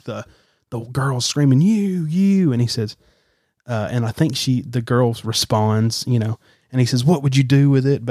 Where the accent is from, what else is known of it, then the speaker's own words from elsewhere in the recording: Alabama, United States; I'm from the South, from Alabama. We have a lot of Civil War history around here